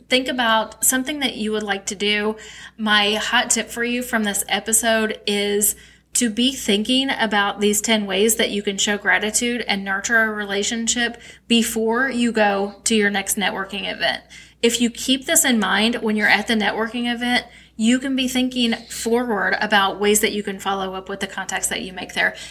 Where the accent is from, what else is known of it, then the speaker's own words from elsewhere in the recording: St. Louis, Missouri, United States; we both were from St. Louis